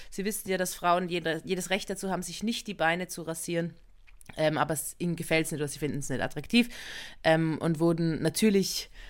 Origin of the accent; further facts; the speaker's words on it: Innsbruck, Tyrol, Austria; in ein Hotel in, einem, in der Nähe von Innsbruck, also von meiner Heimatstadt